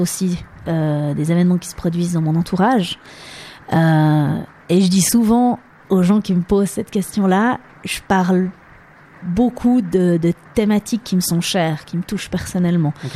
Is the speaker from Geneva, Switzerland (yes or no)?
no; Lausanne region, Vaud, Switzerland; first language French; also born or lived in New York City; je suis née ben, ici en Suisse, dans la région de Lausanne